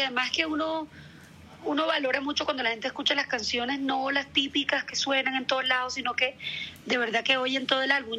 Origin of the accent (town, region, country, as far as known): El Carito, Córdoba, Colombia; born or raised there